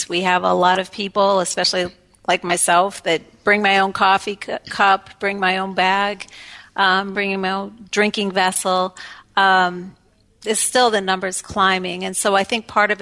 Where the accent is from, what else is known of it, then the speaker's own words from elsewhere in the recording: Elmira, New York, United States; moved away; I'm from Landlock, Elmira, New York, which is a small town in central New York.